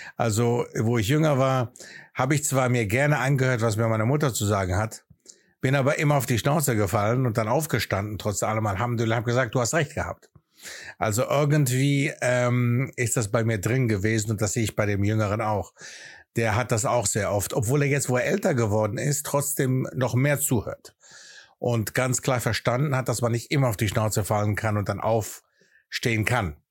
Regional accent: Aachen, North Rhine-Westphalia, Germany; accent: Greek; first language Greek; German is a second language; moved away as an adult; also born or lived in Athens, Greece; now in England; in der Stadt Aachen, wo ich aufgewachsen bin

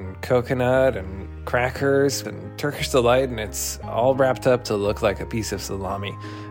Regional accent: Romania; moved away; When I was growing up in Romania

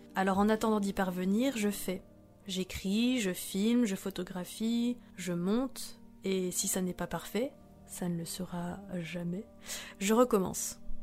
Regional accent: Bourgogne-Franche-Comté, France; also born or lived in Vietnam; À seulement six jours, j'ai été adoptée par un couple marié franc-comtois

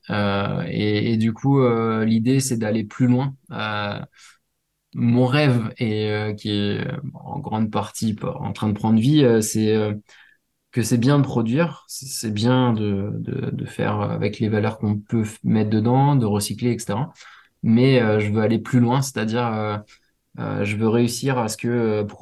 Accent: Réunion, France; Alors, il y en a chez moi à La Réunion, pour ceux qui écouteront La Réunion.

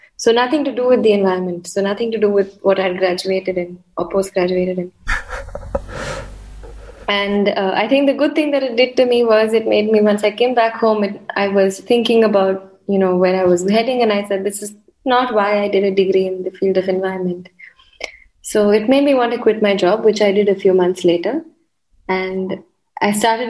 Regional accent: Mumbai, Maharashtra, India; I'm from India, from Mumbai

